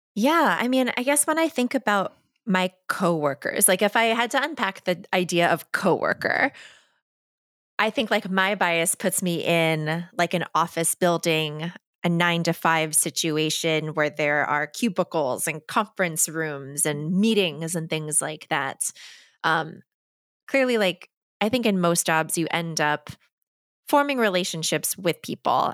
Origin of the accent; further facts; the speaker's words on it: East Coast, United States; a Korean adoptee who grew up on the East Coast, like me and a Jewish family